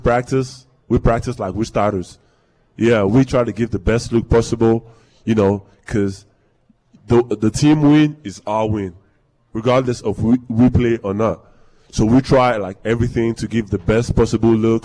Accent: Nigeria; now in Green Bay, United States; growing up in Nigeria, it's actually a way different culture over there

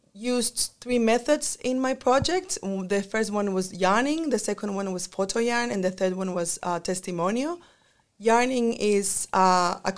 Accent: Chile; moved away as an adult; now in Australia; I am from Chile, and I am a mestiza

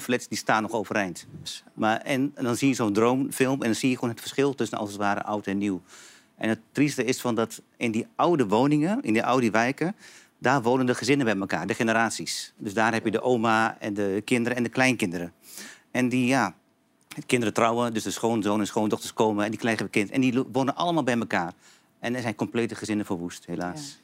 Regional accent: Hengelo, Overijssel, Netherlands; also born or lived in Antakya, Turkey; ik kom uit Twente

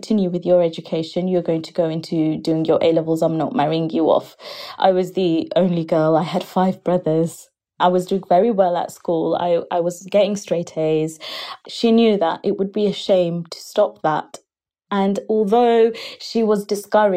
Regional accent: United Kingdom; we're British Bangladeshis and we're being brought up where we're not quite Bangladeshi because we don't fit in Bangladesh, and we're not quite British

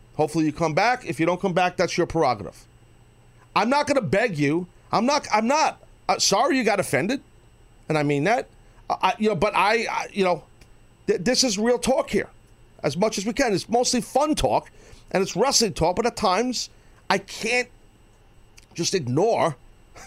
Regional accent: United States; as an American.

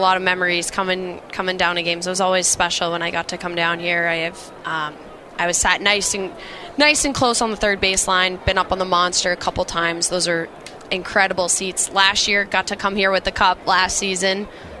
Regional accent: Acton, Massachusetts, United States; Yeah, so I grew up in Acton, Mass. Played, public hockey and club hockey, and then I ended up transferring to Noble and Greenough School out of Dedham, Mass.

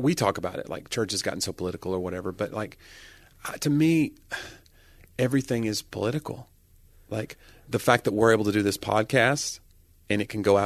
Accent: United States

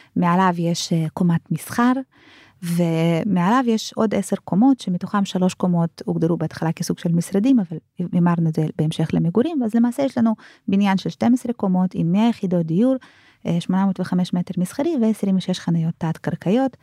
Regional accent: Israel; ואנחנו כישראלים

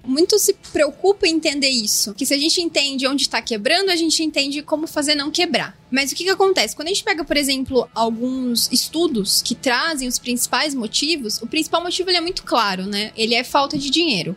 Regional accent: Araraquara, São Paulo, Brazil; also born or lived in São Carlos; Eu nasci em Araraquara, está próximo de Ribeirão, então a gente vive muito esse eixo do agro

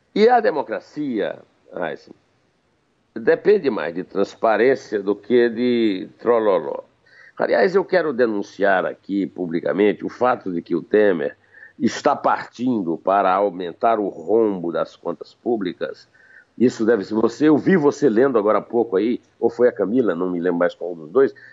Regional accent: Campina Grande, Paraíba, Brazil; na minha adolescência em Campina Grande

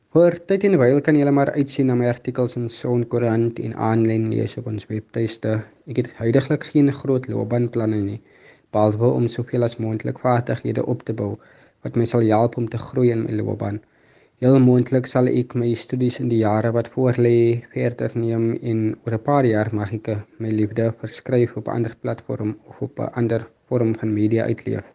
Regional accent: Mamre, Western Cape, South Africa; ek het in Mamre groot geword en woon nog steeds hier

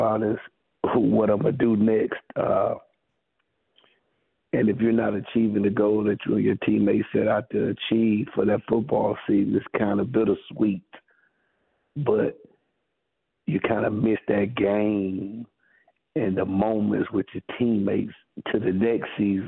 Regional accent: Miller County, Georgia, United States; as high school players in my hometown with only 27 guys on your football team

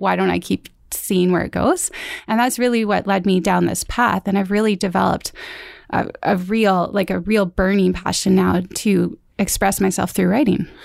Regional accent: Mission, British Columbia, Canada; I was born in Mission.

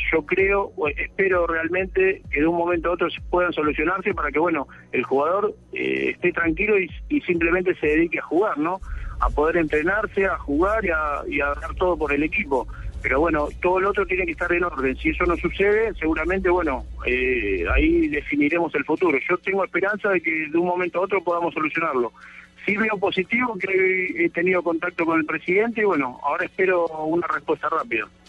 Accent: Argentina; also born or lived in Buenos Aires; ahora sí estoy acá en mi país

